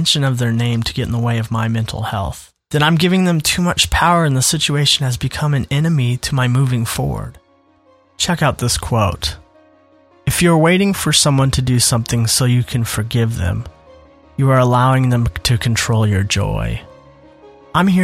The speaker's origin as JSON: {"language": "English", "region": "Minnesota", "country": "United States", "tie": "born or raised there", "moved": "yes", "lives_now": "Indiana, United States", "said": "my now home state, which is Indiana, but my former home state, Minnesota"}